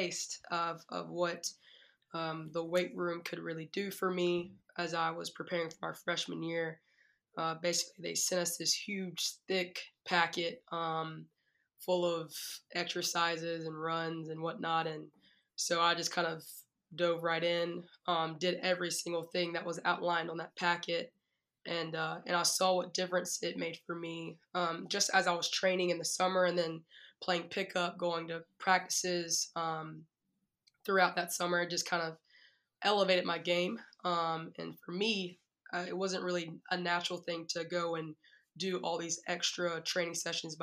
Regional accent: Wilson, North Carolina, United States; I'm originally from Wilson, North Carolina, so the 252. I grew up there all my life

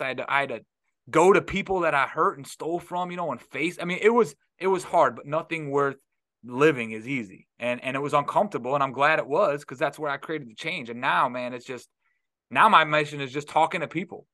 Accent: Detroit, Michigan, United States; now in Florida, United States; I'm from Detroit

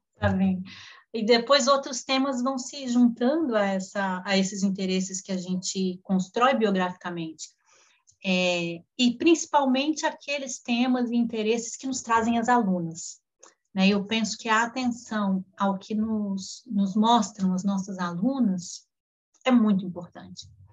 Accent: Brasília, Federal District, Brazil; moved away as an adult; voltei para Brasília onde hoje eu moro, né? Voltei para minha cidade natal

